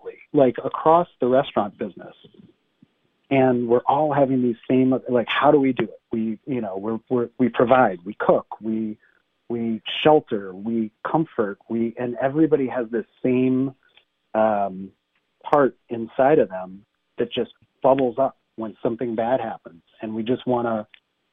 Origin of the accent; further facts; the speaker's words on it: University Heights, Ohio, United States; when I was growing up in University Heights, Ohio